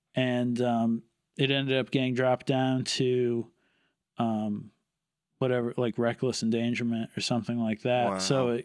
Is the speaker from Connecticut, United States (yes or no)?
yes; Southington, Connecticut, United States; Southington, Connecticut. It's like okay. Central Connecticut, kind of halfway between, Hartford and New Haven.